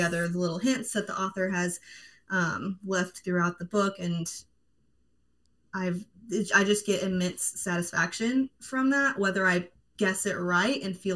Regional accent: Texas, United States; now in North Carolina, United States; I grew up in Texas, but I currently live in North Carolina

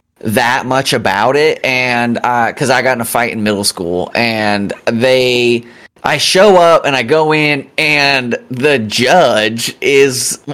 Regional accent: Kansas City, United States; I grew up in a similar situation adjacent to Kansas City.

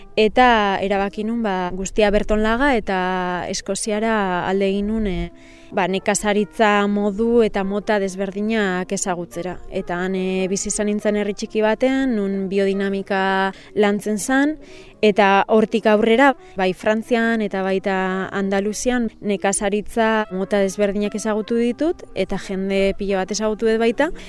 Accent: Deba, Basque Country, Spain; also born or lived in Bilbao; Ni ezi eta hasi deban herrian bertan inintzen

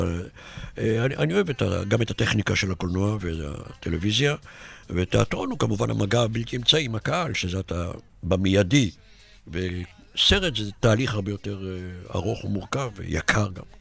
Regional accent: Netanya, Central District, Israel; נולדתי בנתניה איזה 200 מטר מהמגרש

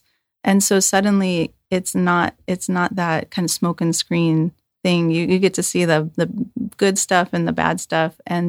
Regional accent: Hayward, California, United States; also born or lived in San Leandro / Fremont; So I was born in Hayward. Okay. I was schooled between Hayward and San Leandro.

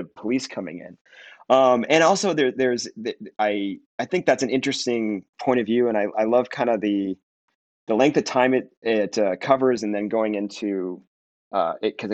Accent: Minneapolis, Minnesota, United States; now in Los Angeles, United States; I grew up in Minneapolis

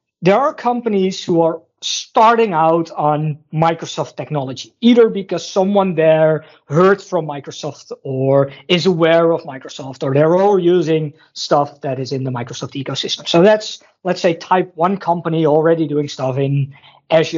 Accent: Netherlands; I'm from the Netherlands

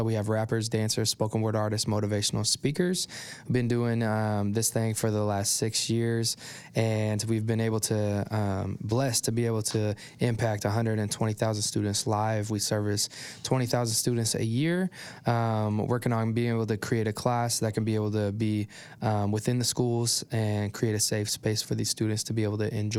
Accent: Oklahoma City, Oklahoma, United States; I grew up here in Oklahoma City. Graduated from Mustang.

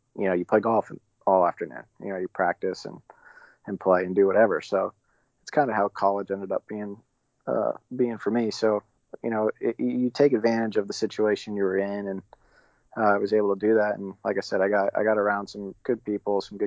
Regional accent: Dartmouth, Massachusetts, United States; moved away; also born or lived in South Florida / Oklahoma; I grew up in Massachusetts, in a town called Dartmouth, which was pretty, a little bit south of Boston

